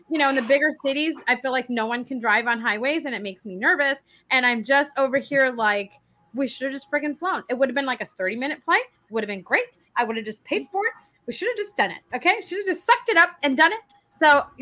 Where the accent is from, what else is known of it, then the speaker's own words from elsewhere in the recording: Dallas, Texas, United States; now in Bryan, United States; No, I grew up in Dallas. Oh God. Okay, so I'm in Bryan.